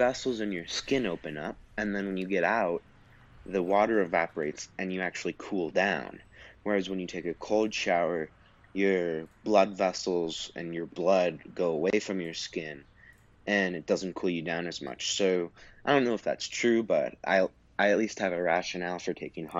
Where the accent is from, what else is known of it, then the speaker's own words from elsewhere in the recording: Wyoming, United States; I'm from Wyoming, which is a really cold area.